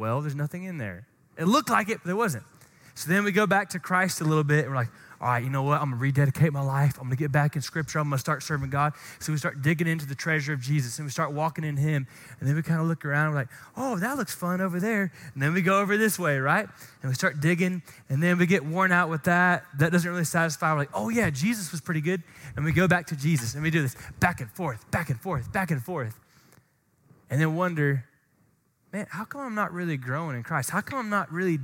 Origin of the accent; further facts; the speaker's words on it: Glen St. Mary, Florida, United States; where I grew up in Glen St. Mary, shout out Glen Baptist in Glen St. Mary, Florida